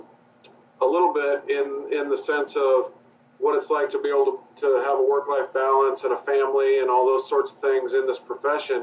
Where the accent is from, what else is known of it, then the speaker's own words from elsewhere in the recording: Nebraska, United States; moved away as an adult; also born or lived in Maryville, Missouri / Salt Lake City, Utah; now in Orlando, United States; I grew up in Nebraska.